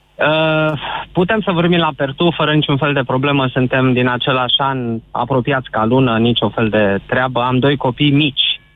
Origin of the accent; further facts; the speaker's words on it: Transylvania, Romania; sunt ardelean neauși